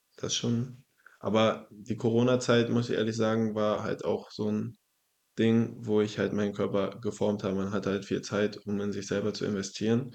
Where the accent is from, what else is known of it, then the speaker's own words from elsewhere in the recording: Zinnowitz, Mecklenburg-Vorpommern, Germany; also born or lived in Wolgast; Also ich bin geboren in Wolgast, aufgewachsen in Zinnowitz.